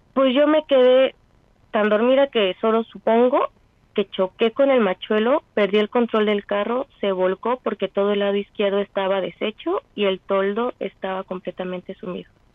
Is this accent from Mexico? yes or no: yes; Mexico; como buenos mexicanos que somos